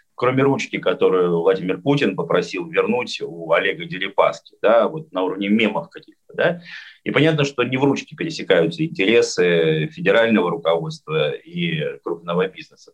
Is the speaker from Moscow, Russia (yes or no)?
no; Magnitogorsk, Chelyabinsk Oblast, Russia; вот моя Челябинская область, родная, любимая, я из Магнитогорска